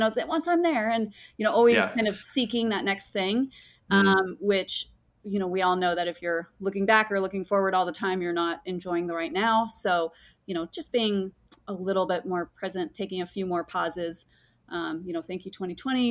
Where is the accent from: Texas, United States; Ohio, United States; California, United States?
California, United States; Mammoth Lakes; I grew up in Mammoth Lakes, California, which is a beautiful high Sierra mountain